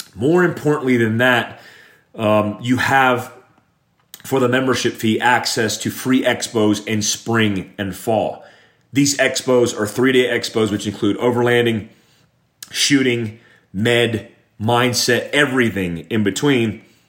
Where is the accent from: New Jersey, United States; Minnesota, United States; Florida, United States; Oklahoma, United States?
Florida, United States; Daytona Beach; I grew up in Daytona Beach, Florida